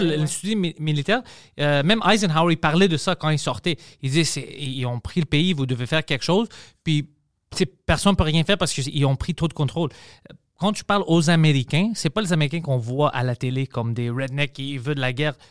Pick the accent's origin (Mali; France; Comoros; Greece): Greece; now in Quebec, Canada; mon accent ou whatever parce que je suis grec